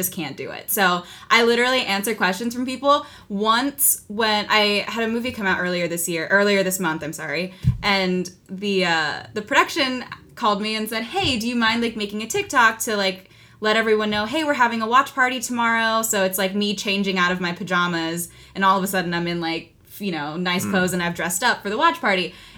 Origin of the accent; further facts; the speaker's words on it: Philippines; Yeah, I think because so few roles are written to be Filipino, I'm kind of grouped in with either the Latino community or with the Asian community.